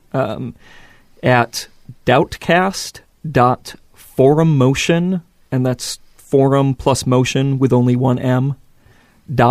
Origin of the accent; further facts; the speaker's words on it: Midwest, United States; accent: Midwest; we have a Midwest accent